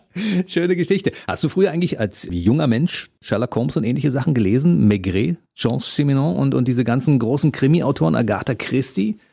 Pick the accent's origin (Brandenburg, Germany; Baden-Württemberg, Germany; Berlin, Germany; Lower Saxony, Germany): Berlin, Germany; wir sind ja beide Ost-Berliner